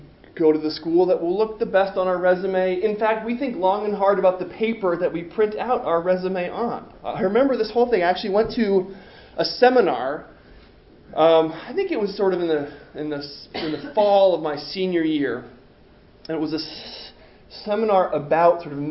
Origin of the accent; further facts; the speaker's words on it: East Coast, United States; I grew up on the East Coast